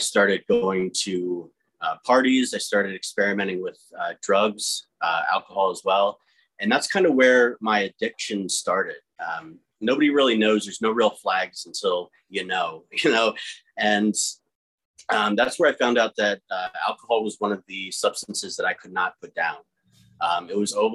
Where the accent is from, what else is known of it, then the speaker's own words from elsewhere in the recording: New Tripoli, Pennsylvania, United States; we were born and raised in New Tripoli, which is a rural town, middle of nowhere